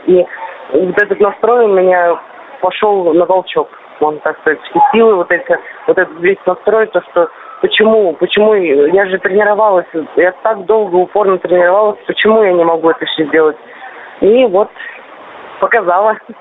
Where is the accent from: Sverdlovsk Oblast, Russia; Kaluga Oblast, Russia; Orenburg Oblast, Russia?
Orenburg Oblast, Russia; Gai; я родилась сама в Оренбургской области недалеко от Казани, 700 километров